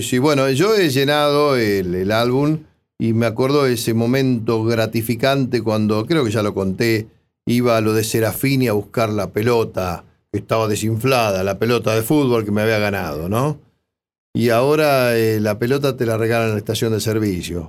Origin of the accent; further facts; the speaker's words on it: 25 de Mayo, Buenos Aires Province, Argentina; museos, de mi pueblo, ya fui al Paula Florido, donde está la historia viva de mi ciudad